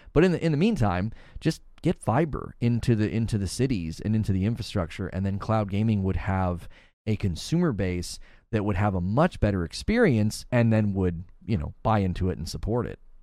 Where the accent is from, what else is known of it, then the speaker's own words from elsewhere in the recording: United States; As an American